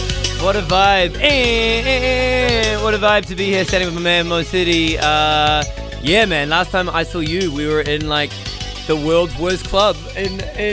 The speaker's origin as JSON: {"language": "English", "country": "New Zealand", "moved": "yes", "lives_now": "Tokyo, Japan", "said": "from New Zealand, living in Tokyo."}